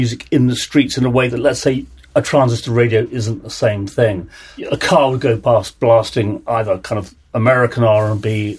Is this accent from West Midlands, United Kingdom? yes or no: no; London, United Kingdom; I've lived in London, I was born in London, lived in London all my life